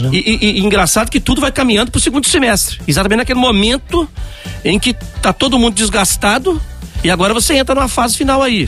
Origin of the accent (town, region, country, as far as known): Brazil